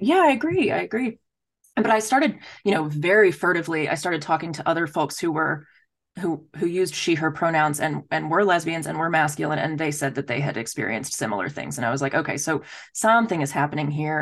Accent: Dallas, Texas, United States; moved away as an adult; also born or lived in Philadelphia; I'm from Texas

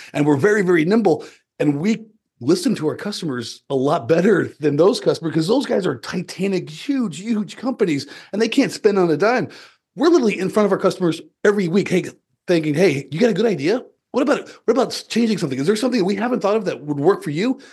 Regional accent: southeastern Colorado, United States; I grew up on a farm and ranch in the southeastern corner of Colorado

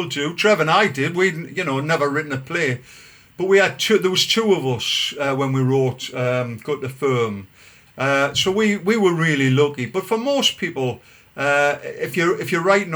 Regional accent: Gosforth, North East England, United Kingdom; I was brought up in Gosforth on the Grange estate.

